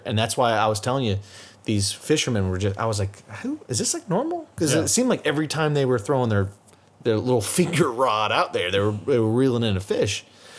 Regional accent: United States; I'm American.

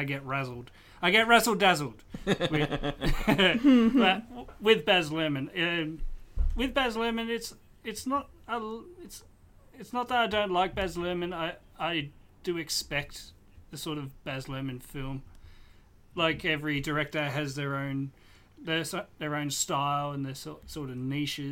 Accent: Swan Hill, Victoria, Australia; my hometown of Swan Hill

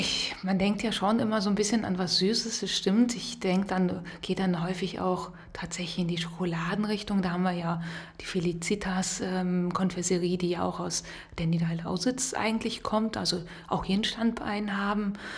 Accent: Rhineland, Germany; moved away as an adult; now in Potsdam, Germany; ich komme aus dem Rheinland, da sagt man auch nicht Semmel

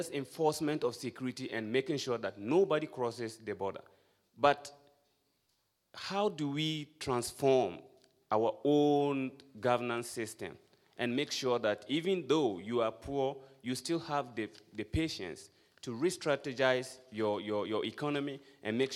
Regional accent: Ghana; I'm from Ghana.

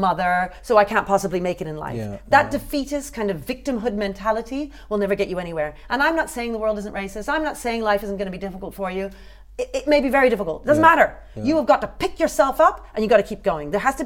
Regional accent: United Kingdom; that doesn't mean I don't love it as my country

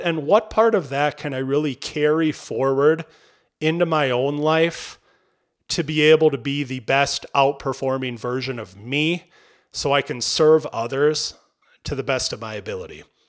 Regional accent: Albany, Minnesota, United States; growing up in Albany, Minnesota, at the time that I grew up there, population fifteen hundred

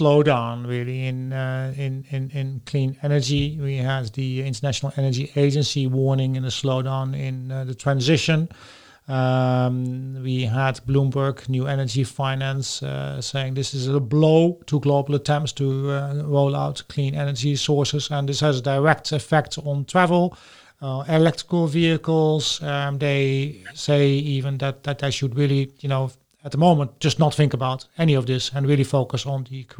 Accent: Netherlands; I'm Dutch

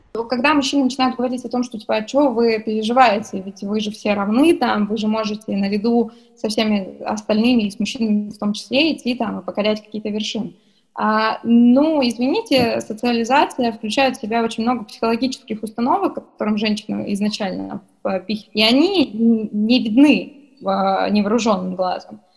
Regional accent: Kurgan Oblast, Russia; я сама из Курганской области

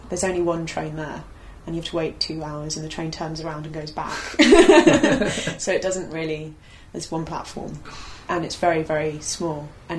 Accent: London, United Kingdom; also born or lived in Aberystwyth; because I grew up in London.

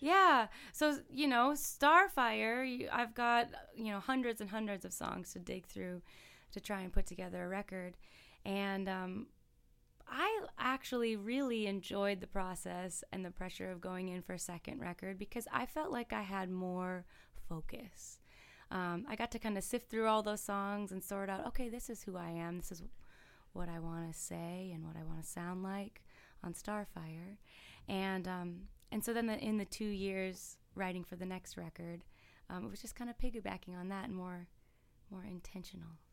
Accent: Minnesota, United States; moved away as an adult; now in Nashville, United States; originally I'm from Minnesota, and I, I started making music, um, you know, as a kid there

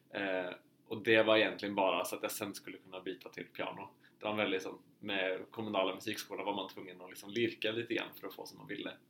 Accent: Uppsala, Uppsala County, Sweden; moved away as an adult; also born or lived in Härnösand, Sweden; now in Oslo, Norway; jag är från Uppsala i Sverige. Eh, och så hamnade jag på folkhögskola i Härnösand i två år och sen kom jag in på Musikhögskolan i Oslo

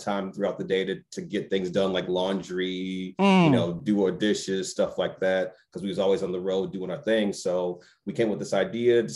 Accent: Glendale Heights, Illinois, United States; moved away as an adult; also born or lived in Wisconsin; now in Seattle, United States; I'm from Glendale Heights, Illinois, just right outside of Chicago. Chicago's home. Been born and raised in the area

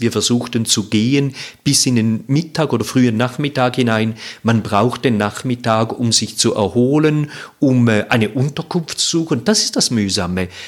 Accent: Zurich, Switzerland; Ich komme aus Zürich

